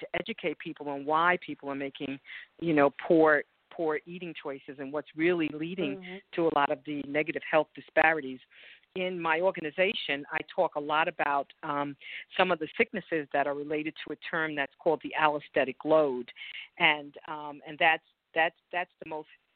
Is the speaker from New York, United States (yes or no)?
yes; New York City, New York, United States; moved away as an adult; now in Texas, United States; I grew up in the Bronx, New York, and I moved to Texas about 5 years ago